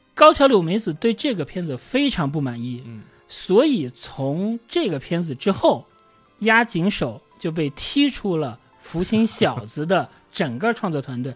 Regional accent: China; also born or lived in Beijing; 我们中国人是能够理解这种是的，感受的

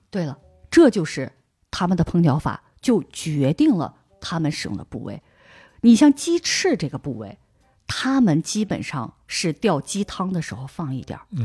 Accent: Harbin, Heilongjiang, China; moved away as an adult; now in Barcelona, Spain; 我是哈尔滨人，从小我们吃酸菜嗯。长大的

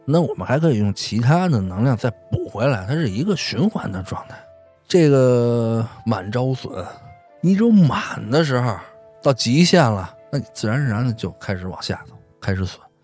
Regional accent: Beijing, China; 其实在北京，咱们北京的这土话中

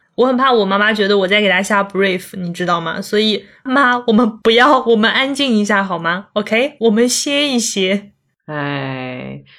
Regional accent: Zhejiang, China; also born or lived in Chengdu; 我是浙江人嘛，然后在成都是大概住了一年好像，就听不懂他们的方言，然后听不懂川普

